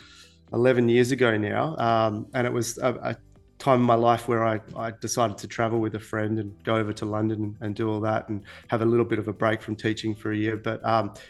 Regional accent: Perth, Western Australia, Australia; accent: Aussie; moved away as an adult; also born or lived in Queensland; now in Dubai, United Arab Emirates; I grew up in Perth in Western Australia.

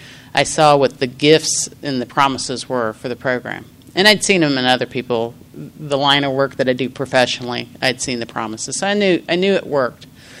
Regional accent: Kansas, United States; And I'm from Kansas. I'm out here. I'm on vacation in the hottest place on earth.

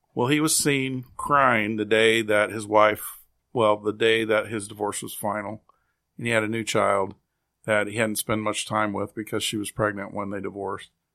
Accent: Kansas City, Kansas, United States; also born or lived in Springfield, Missouri; I was born and raised in Kansas City, Kansas, and that is my home community.

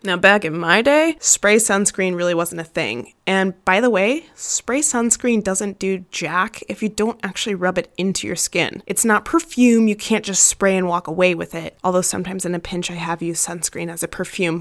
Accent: Arizona, United States; I grew up in Arizona, the devil's armpit when it comes to heat and sunshiny days

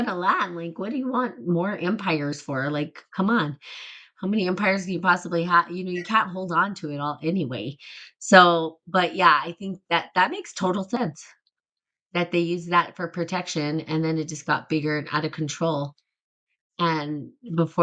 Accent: New Mexico, United States; I'm from New Mexico

